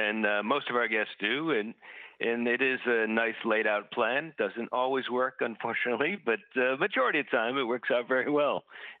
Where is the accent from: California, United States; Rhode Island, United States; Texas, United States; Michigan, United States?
Rhode Island, United States; Cranston; moved away as an adult; now in Aruba; I'm from Rhode Island, so Uncle Tony's is a popular Italian pizza restaurant from the Cranston, Rhode Island area that I'm from.